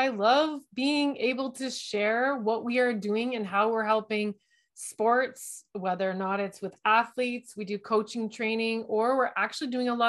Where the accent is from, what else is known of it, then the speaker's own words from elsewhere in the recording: London, Ontario, Canada; I think I'm from London, Ontario. We're in Canada.